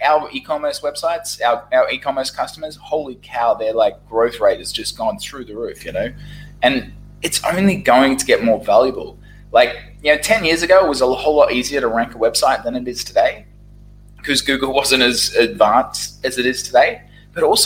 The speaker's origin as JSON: {"language": "English", "town": "Brisbane", "region": "Queensland", "country": "Australia", "tie": "born or raised there", "also_born_or_lived": "Saigon, Vietnam", "moved": "as an adult", "lives_now": "Ho Chi Minh City, Vietnam", "said": "Brisbane, Australia, my hometown"}